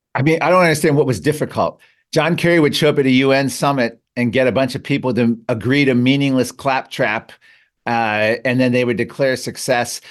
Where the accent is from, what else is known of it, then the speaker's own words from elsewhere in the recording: McLean, Virginia, United States; moved away; I grew up in Fairfax County. I'm, I'm a McLean